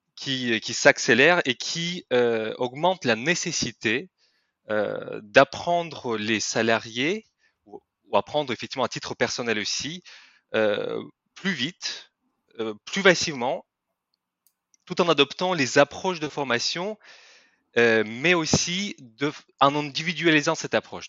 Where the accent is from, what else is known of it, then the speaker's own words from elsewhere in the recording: Kyrgyzstan; French is a second language; moved away as an adult; now in France; je ne suis pas français à la base. Je viens de Kirghizistan, c'est un petit pays en Asie centrale de l'ex-Union soviétique